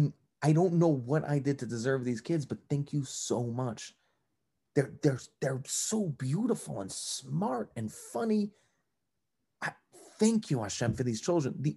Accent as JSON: {"language": "English", "region": "New York", "country": "United States", "tie": "born or raised there", "also_born_or_lived": "New Jersey", "moved": "yes", "lives_now": "Cleveland, United States", "said": "I grew up in New York"}